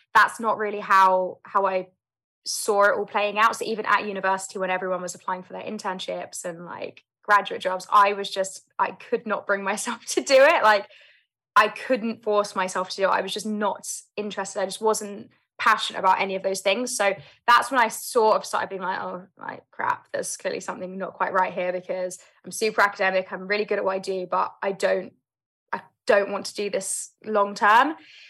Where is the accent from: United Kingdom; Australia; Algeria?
United Kingdom; London; So I grew up in London, South London, born and raised, and I have three older brothers.